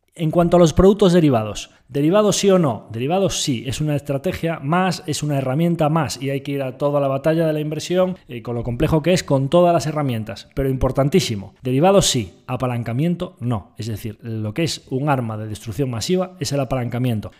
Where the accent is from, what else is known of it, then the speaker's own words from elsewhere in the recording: Galicia, Spain; vamos a hablar como buen gallego